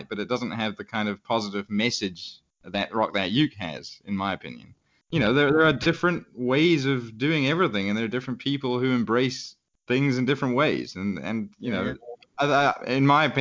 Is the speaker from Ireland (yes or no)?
no; South Africa; growing up in South Africa